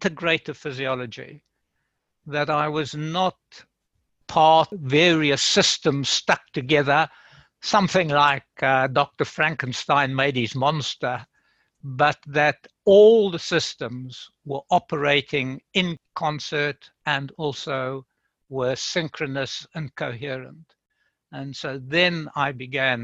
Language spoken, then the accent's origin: English; Free State, South Africa; moved away; I was born in South Africa in the Free State, way out in the farms